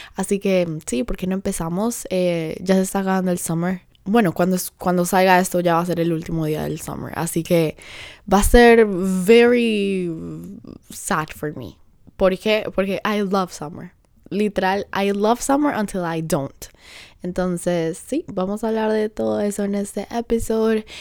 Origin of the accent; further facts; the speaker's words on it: Colombia; now in Honduras; soy colombiana